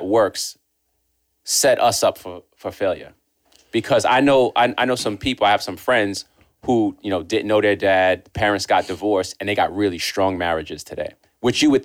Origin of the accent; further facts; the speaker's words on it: New York City, New York, United States; I grew up in Queens